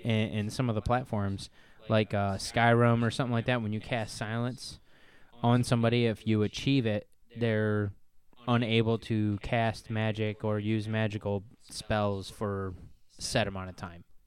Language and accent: English; Northern Ohio, United States; We're from Northern Ohio